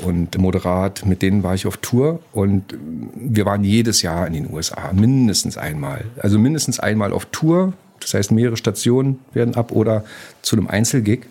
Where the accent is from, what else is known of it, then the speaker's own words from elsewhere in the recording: Berlin, Germany; Ich komme aus der DDR, aus Berlin groß geworden